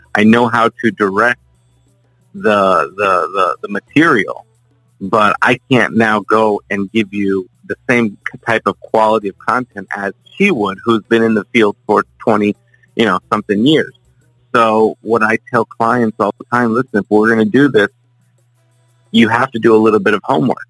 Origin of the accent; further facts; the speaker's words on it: South Florida, United States; born and raised in South Florida. Um, you know, lived here my entire life.